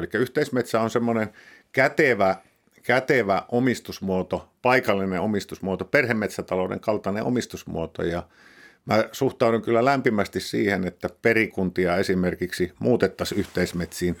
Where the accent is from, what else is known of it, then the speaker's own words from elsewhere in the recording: Pudasjärvi, North Ostrobothnia, Finland; moved away; Mä, mä siellä Pudasjärvellä, missä, mistä mä oon lähtöisin